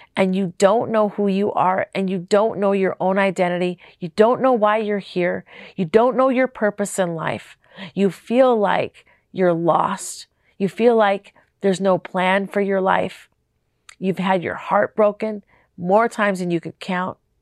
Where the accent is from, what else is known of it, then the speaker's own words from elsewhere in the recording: Minneapolis, Minnesota, United States; moved away; also born or lived in Las Vegas; I'm from Minnesota